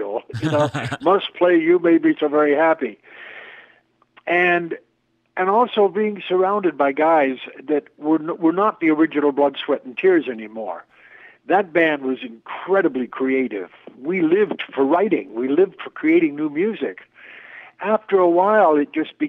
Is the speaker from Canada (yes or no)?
yes; Toronto, Ontario, Canada; also born or lived in New York; now in Toronto, Canada; moved back to my hometown of Toronto